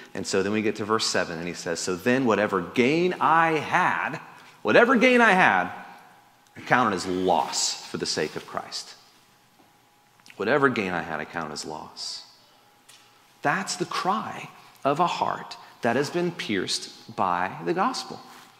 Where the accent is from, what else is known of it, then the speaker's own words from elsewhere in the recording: Florida, United States; born there; I guess I was born in Florida, so I can't.